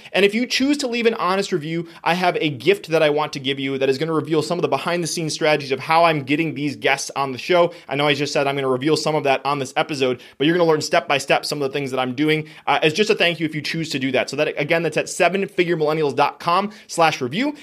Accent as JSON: {"language": "English", "country": "United States", "tie": "born or raised there", "first_language": "Spanish", "said": "I was born in the United States"}